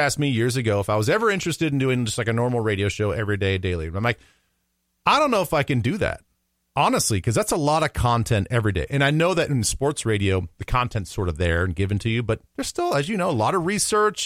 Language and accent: English; Midwest, United States; also born or lived in Council Bluffs, Iowa; I'm a Midwesterner born and raised